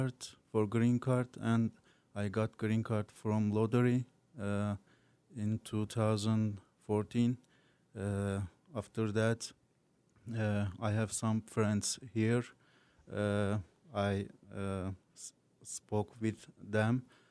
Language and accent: English; Turkey; English is a second language; moved away as an adult; now in Agawam, United States; I am from Turkey. I have been 8 years in the United States. I am living in Agawam right now